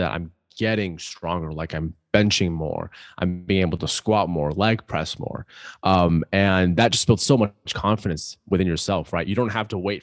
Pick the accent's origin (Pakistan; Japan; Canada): Pakistan; I'm Pakistani, love Pakistani food